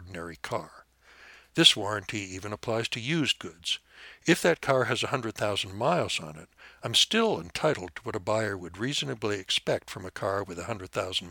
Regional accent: Montana, United States; my home state of Montana

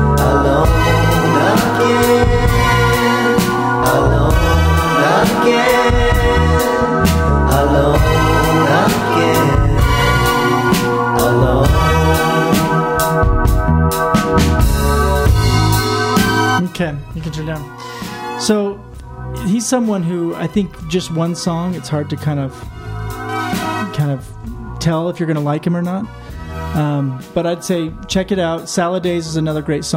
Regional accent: United States; I'm American

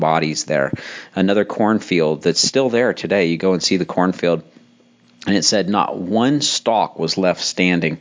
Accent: Western Maryland, United States; I grew up in Western Maryland, in the panhandle of Western Maryland

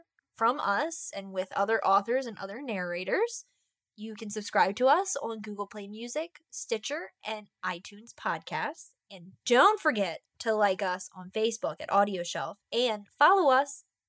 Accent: Baltimore area, Maryland, United States; We're like 30 minutes away from Baltimore.

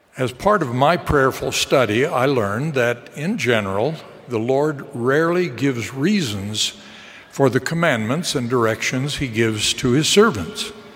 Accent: Utah, United States; moved away as an adult; also born or lived in Chicago / Washington, D.C.; I grew up in Utah

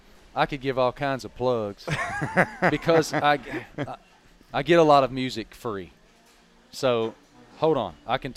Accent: Blacksburg, Virginia, United States; I grew up in Blacksburg, Virginia. We didn't have pro teams, man. We had the Virginia Tech Hokies. I'm still a Virginia Tech Hokie fan to this day.

